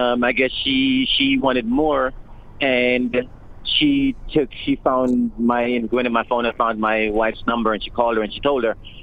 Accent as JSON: {"language": "English", "country": "Jamaica", "tie": "born or raised there"}